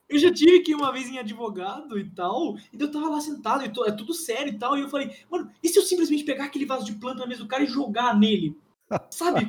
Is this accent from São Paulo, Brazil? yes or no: yes; Campinas, São Paulo, Brazil; eu sou, sou de Campinas